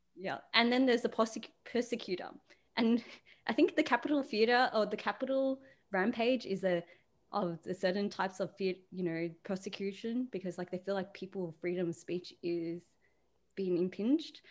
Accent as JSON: {"language": "English", "country": "Australia", "said": "being a female, being Asian, being Australian"}